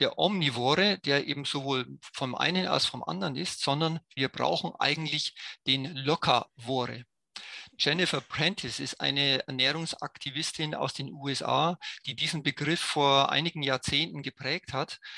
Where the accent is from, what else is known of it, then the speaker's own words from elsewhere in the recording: Germany; als Deutsche